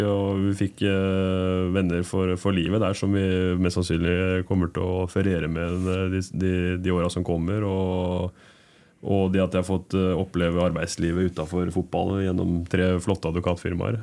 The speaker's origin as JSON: {"language": "Norwegian", "region": "Oslo", "country": "Norway", "moved": "yes", "said": "jeg er jo fra Oslo Søskant"}